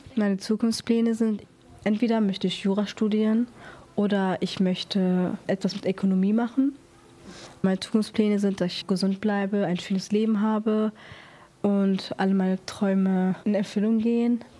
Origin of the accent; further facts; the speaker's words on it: North Macedonia; now in Moers, Germany; Ich komme aus Mazedonien, das ist im Balkan.